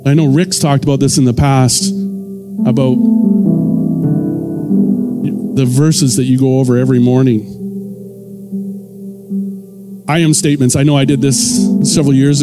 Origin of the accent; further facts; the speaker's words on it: Ontario, Canada; moved away; I'm from Ontario originally